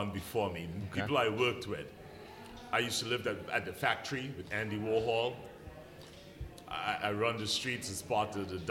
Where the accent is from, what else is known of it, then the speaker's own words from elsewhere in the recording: England, United Kingdom; now in Brooklyn, United States; I'm an English artist living in Bed-Stuy, Brooklyn.